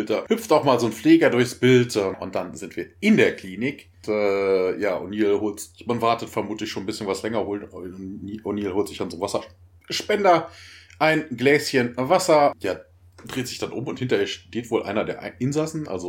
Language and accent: German; Bonn, North Rhine-Westphalia, Germany; Ich komme ja aus Bonn, da wird das ja